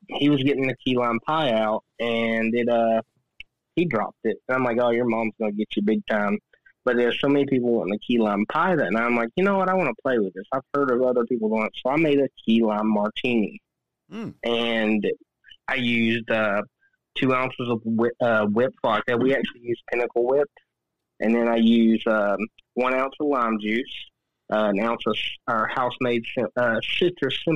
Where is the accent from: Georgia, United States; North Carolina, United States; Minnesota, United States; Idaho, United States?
North Carolina, United States; I'm from North Carolina.